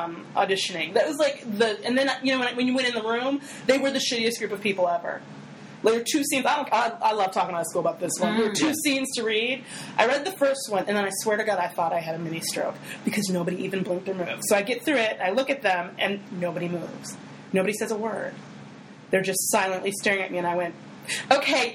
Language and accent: English; United States; as an American of any age